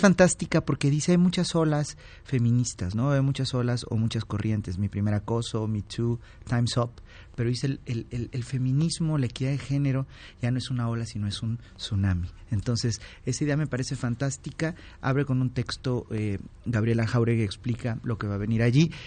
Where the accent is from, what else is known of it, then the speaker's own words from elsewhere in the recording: Oaxaca, Mexico; oaxaqueña, ahora te voy a decir el, nombre, una paisana mía